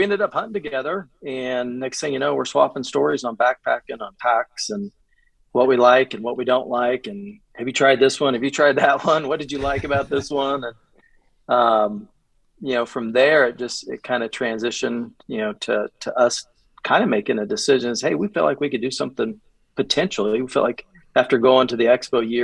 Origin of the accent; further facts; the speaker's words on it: Kansas, United States; I grew up in Kansas, grew up hunting